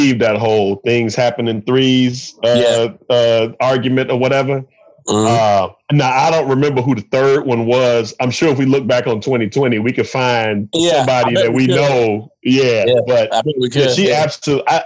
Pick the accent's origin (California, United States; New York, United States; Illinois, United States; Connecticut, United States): Illinois, United States; Chicago; moved away as an adult; now in Minneapolis, United States; I'm from Chicago, but I live in Minneapolis now